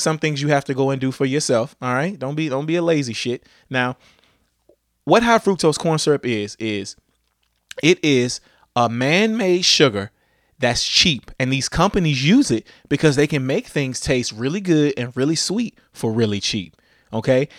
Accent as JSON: {"language": "English", "region": "Louisiana", "country": "United States", "said": "I'm from Louisiana"}